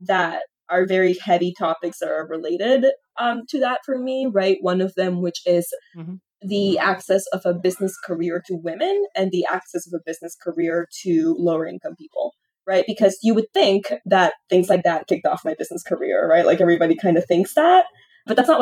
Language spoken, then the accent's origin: English; Lima, Peru; I was born in Lima and I grew up, you know, close to downtown in a big apartment building